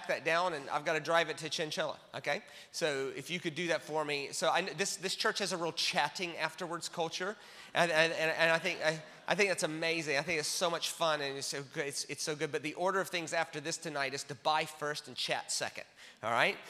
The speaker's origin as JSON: {"language": "English", "country": "United States", "said": "I'm American"}